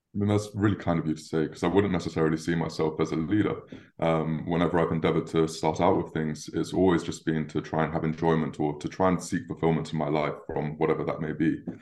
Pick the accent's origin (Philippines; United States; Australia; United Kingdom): United Kingdom; London; I was born and raised in London